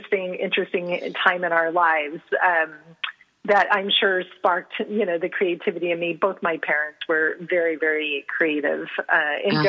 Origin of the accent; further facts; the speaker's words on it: San Antonio, Texas, United States; I grew up in San Antonio, Texas